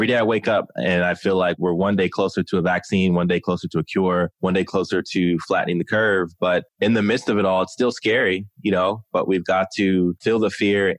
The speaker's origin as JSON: {"language": "English", "region": "Maryland", "country": "United States", "tie": "born or raised there", "also_born_or_lived": "Texas / Germany", "said": "So I was born in Texas and we were there for a while. And then we moved to Germany. So I lived in Germany for 5 years. And then my dad retired and we grew up in Maryland"}